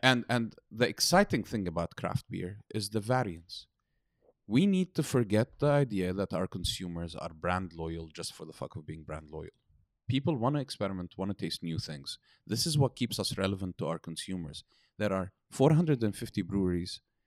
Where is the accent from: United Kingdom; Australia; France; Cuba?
United Kingdom; moved away as an adult; now in Beirut, Lebanon; I grew up in Britain, studied in Britain.